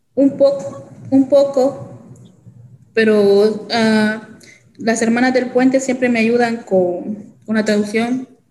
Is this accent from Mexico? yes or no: no; El Salvador; now in Jefferson City, United States; Soy del El Salvador